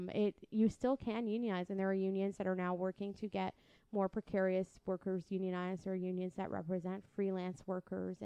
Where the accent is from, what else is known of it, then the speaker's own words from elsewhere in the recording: Windsor, Ontario, Canada; I'm from Windsor. It takes 30 minutes to get to Detroit